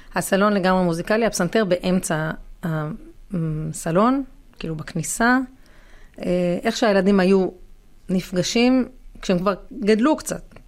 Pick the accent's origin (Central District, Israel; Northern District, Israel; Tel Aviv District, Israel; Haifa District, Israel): Central District, Israel; Ra'anana; אנחנו מרעננה